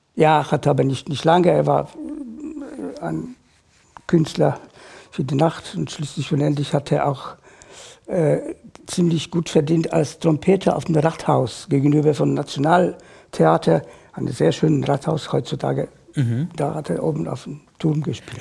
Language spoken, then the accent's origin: German; Warsaw, Masovian Voivodeship, Poland; German is a second language; moved away as an adult; now in Germany; Ich bin geboren in Warschau äh, 1953